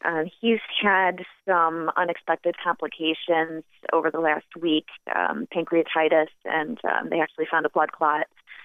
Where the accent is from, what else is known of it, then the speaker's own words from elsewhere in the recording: Walworth, New York, United States; I grew up in Walworth.